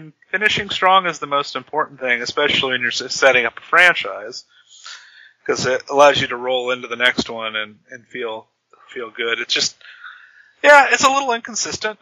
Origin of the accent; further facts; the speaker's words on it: United States; especially as an American